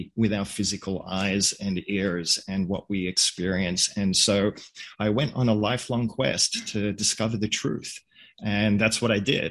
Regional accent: Australia; I grew up in Australia. My parents are Hungarian

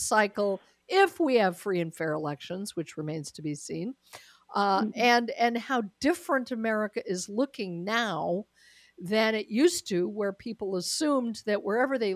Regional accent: Denver, Colorado, United States; moved away; having been from Colorado, I mean, it is still my hometown, Denver is

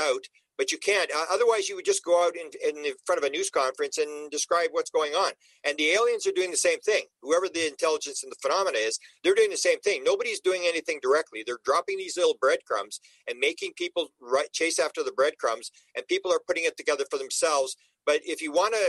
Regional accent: Canada; I'm Canadian

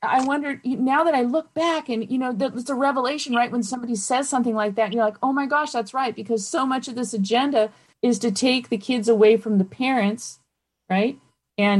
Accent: Campbell, California, United States; I grew up in Campbell

